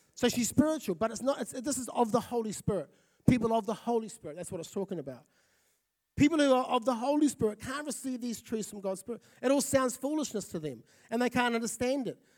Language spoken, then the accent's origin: English; Fiji; also born or lived in South Auckland, New Zealand; now in Napier, New Zealand; I grew up in Fiji.